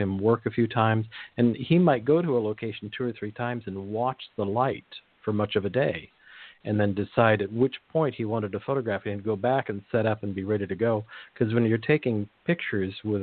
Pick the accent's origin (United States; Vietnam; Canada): United States; Monterey Peninsula, California; I grew up in the Monterey Peninsula